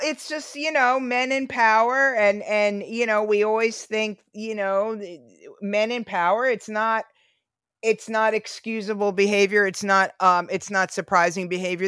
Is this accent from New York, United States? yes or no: yes; New York City, New York, United States; I was born in Queens